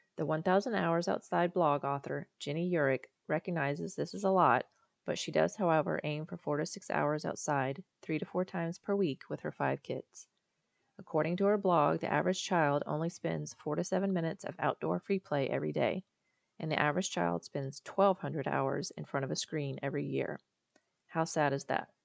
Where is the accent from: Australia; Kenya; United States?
United States; Charleston, South Carolina; also born or lived in Florida; now in Virginia, United States; I'm from Charleston, South Carolina, and before that, Florida